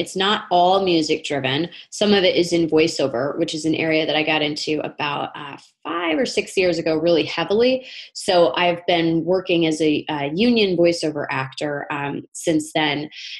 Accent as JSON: {"language": "English", "region": "Connecticut", "country": "United States", "lives_now": "New York, United States", "said": "I'm from Northern Connecticut, and I've been living in the New York area for about 15 years."}